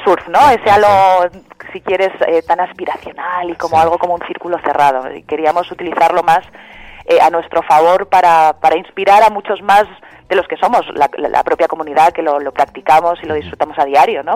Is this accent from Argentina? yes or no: no; Madrid, Community of Madrid, Spain; also born or lived in Landes, France; now in Madrid, Spain; yo soy de Madrid, en realidad mi familia es de Madrid